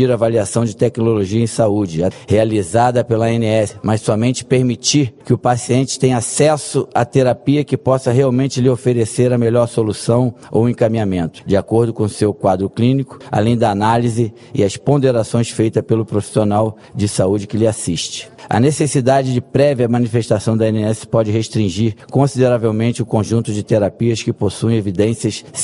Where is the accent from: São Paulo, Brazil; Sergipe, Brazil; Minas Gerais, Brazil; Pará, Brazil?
Pará, Brazil; Eu que sou da região norte do estado do Pará, um estado de dimensão gigantesca